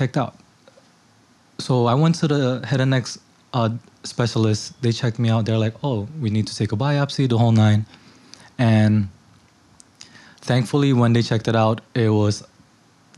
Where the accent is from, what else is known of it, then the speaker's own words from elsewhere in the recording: New York City, New York, United States; also born or lived in Indonesia; Born and raised in Elmhurst, but I did spend my elementary years back in Indonesia